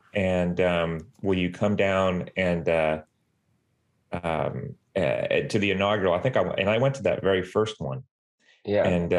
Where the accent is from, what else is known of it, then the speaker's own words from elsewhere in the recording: San Antonio, Texas, United States; also born or lived in Denton, Texas; I was born in San Antonio and raised there too.